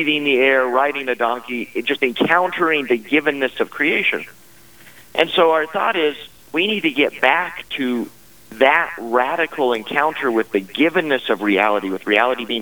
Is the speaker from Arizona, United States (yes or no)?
no; Wyoming, United States; I'm a Wyoming boy. I grew up here in Wyoming.